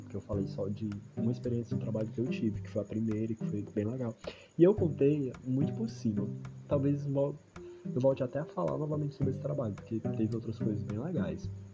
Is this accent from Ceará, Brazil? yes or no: yes; Ceará, Brazil; eu mal saí do Ceará